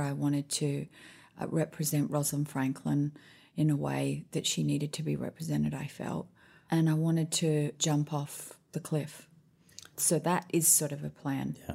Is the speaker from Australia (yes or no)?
yes; Sydney, New South Wales, Australia; moved away as an adult; also born or lived in Honolulu, Hawaii / Washington, D.C.; now in Nashville, United States; I was born in Hawaii, Honolulu. I spent, I think it was about a year, two years there, maybe three. And then we moved to Washington, D.C., where my dad was doing his PhD at the Institute of Health. And then we moved back to Australia